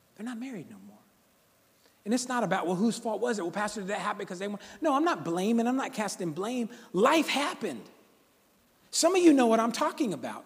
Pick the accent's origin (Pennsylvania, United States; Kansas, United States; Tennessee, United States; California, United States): California, United States; Sacramento; I grew up right here in South Sacramento, Valley High School